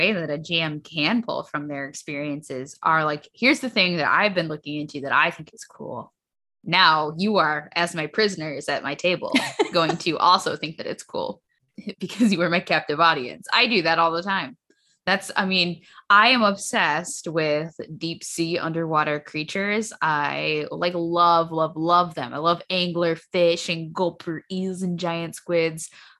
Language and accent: English; Michigan, United States; I'm a Michigander. I love my home state. I grew up there.